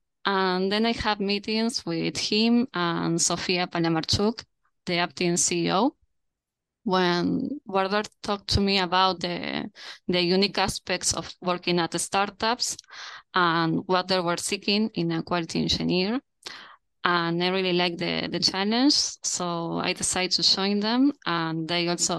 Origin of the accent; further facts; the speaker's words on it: Montevideo, Uruguay; I'm currently at Montevideo. That's my hometown.